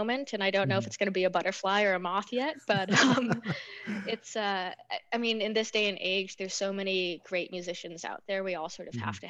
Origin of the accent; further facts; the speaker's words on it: United States; moved away; I'm from the States